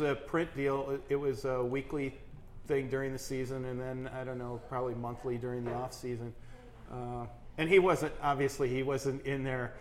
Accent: Austin, Minnesota, United States; moved away as an adult; also born or lived in Crookston, Minnesota / Sioux Falls, South Dakota; growing up in Austin, Minnesota

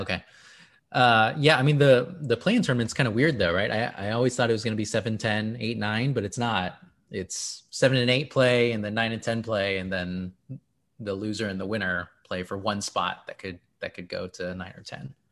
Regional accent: Houston, Texas, United States; I am from Houston

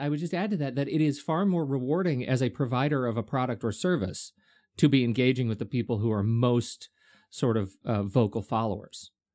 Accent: United Kingdom; moved away; I'm British.

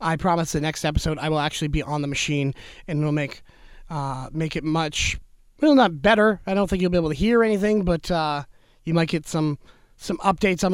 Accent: Niagara, Ontario, Canada; I'm from Niagara, Ontario

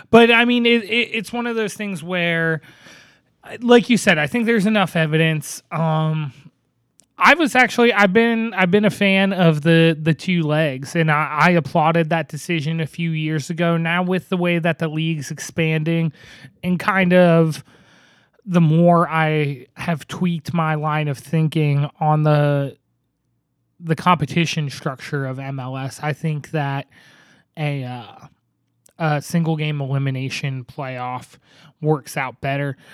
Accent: Northeast, United States; now in Portland, United States; I grew up in the Northeast

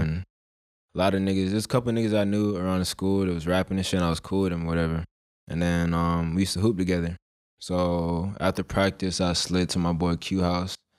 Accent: Monroe, Georgia, United States; also born or lived in Philadelphia; I'm basically raised in, like, Monroe

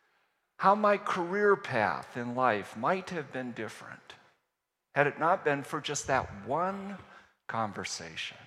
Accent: Virginia, United States; moved away as an adult; now in Kettering, United States; I was from Virginia

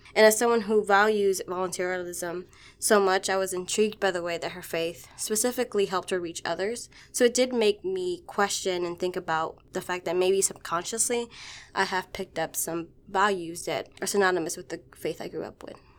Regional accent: Washington, District of Columbia, United States; I grew up in Washington, D C, and I grew up Catholic.

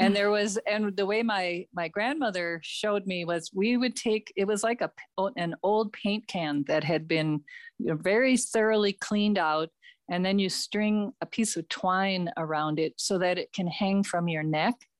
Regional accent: Minneapolis, Minnesota, United States; I grew up in Minneapolis

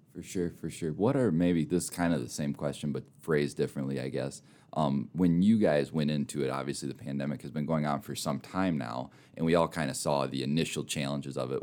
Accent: Minnesota, United States; also born or lived in Mitchell, South Dakota; now in Rapid City, United States; I'm from Minnesota originally

